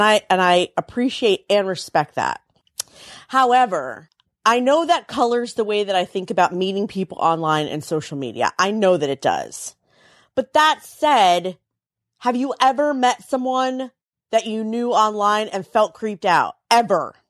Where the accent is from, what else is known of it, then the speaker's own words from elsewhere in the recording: Frederick, Maryland, United States; I grew up in Frederick, Maryland